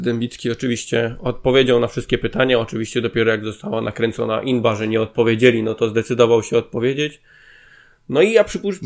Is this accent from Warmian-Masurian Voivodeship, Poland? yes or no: no; Zabrze, Silesian Voivodeship, Poland; u nas w Zabrzu